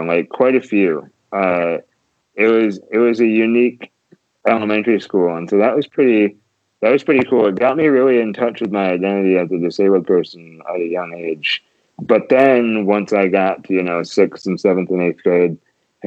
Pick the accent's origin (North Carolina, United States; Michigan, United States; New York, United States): Michigan, United States; Grand Rapids; I was born and raised here in Grand Rapids